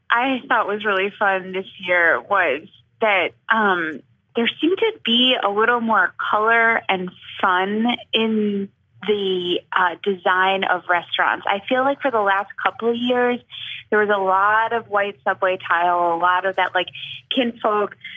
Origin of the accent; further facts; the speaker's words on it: Chicago, Illinois, United States; moved away; I am from Chicago